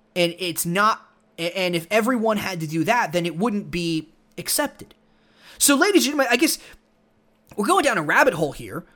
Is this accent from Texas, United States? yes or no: yes; Texas, United States; growing up in Texas